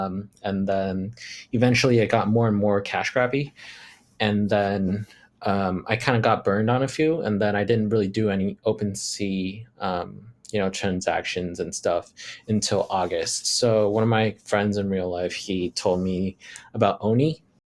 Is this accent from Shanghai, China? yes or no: yes; Shanghai, China; English is a second language; I'm 26 years old. I grew up in Shanghai, China. And then I went to international school there for pretty much all the way up until college.